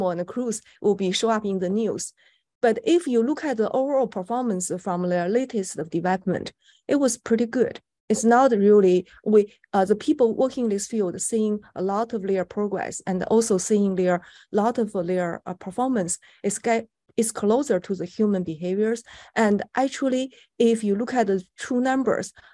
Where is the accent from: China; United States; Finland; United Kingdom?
China; moved away; I was born in China